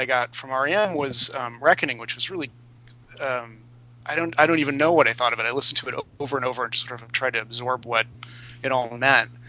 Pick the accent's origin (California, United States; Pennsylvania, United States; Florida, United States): California, United States; San Jose; I grew up in San Jose